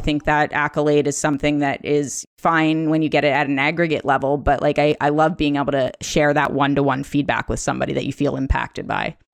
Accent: Philadelphia, Pennsylvania, United States; now in Seattle, United States; I grew up in the suburbs of Philadelphia

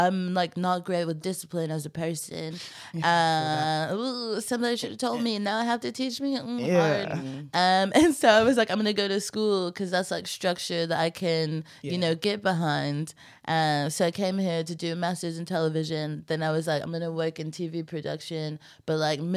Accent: Texas, United States; also born or lived in Los Angeles; now in London, United Kingdom; I'm from Texas and now I live in London

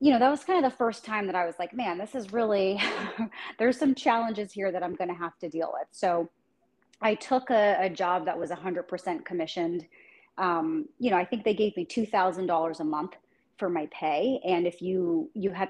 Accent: New Jersey, United States; moved away as an adult; now in San Diego, United States; I was born and raised in New Jersey, so I'm a Jersey girl.

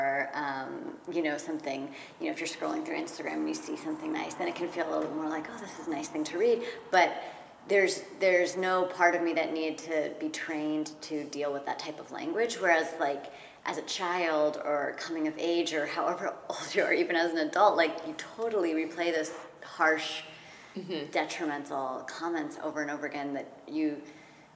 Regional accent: Redwood City, California, United States; I'm from Redwood City, just south of San Francisco

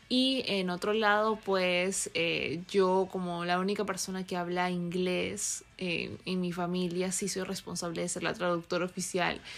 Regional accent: Peru; moved away as an adult; also born or lived in California; now in United States; cuatro años viviendo aquí, soy peruana, y pensé que una vez que había terminado mi carrera allá en Perú

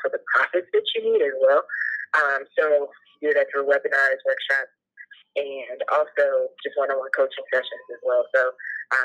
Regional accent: Cincinnati, Ohio, United States; I'm from Cincinnati, Ohio

